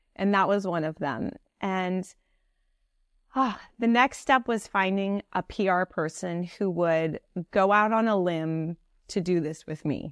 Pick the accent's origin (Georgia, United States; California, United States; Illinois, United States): California, United States; Piedmont; moved away as an adult; also born or lived in Paris, France / New York City; I grew up in the Bay Area of California.